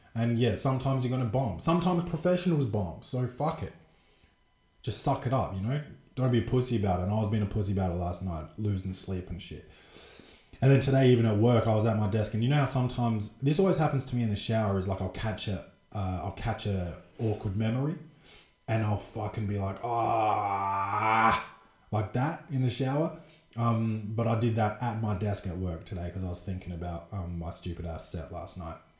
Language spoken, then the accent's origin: English; Adelaide, South Australia, Australia; the Adelaide Crows because that's my uh, favourite team, my hometown team